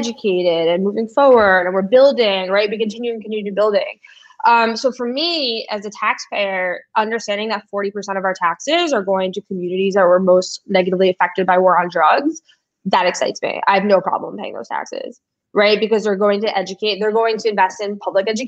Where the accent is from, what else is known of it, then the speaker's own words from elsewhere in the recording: New York City, New York, United States; growing up in New York City